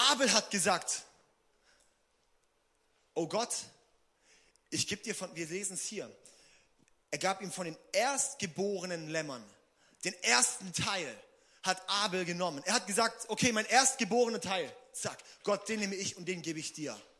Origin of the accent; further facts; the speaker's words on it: Singen, Baden-Württemberg, Germany; Ich brauche einen neuen Auspuff am Auto, weil ich komme aus Singen.